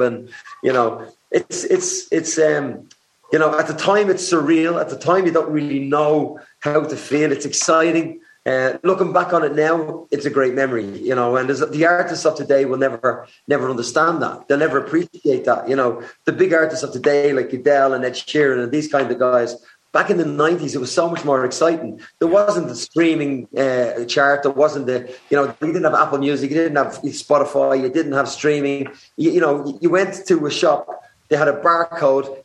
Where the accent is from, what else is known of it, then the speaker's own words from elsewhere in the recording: Dublin, Leinster, Ireland; growing up in Dublin